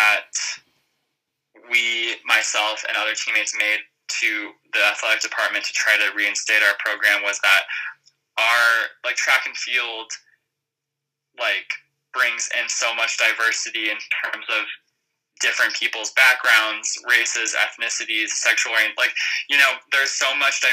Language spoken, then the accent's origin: English; Montana, United States; moved away as an adult; also born or lived in Minneapolis, Minnesota; now in Colorado, United States; I grew up in Montana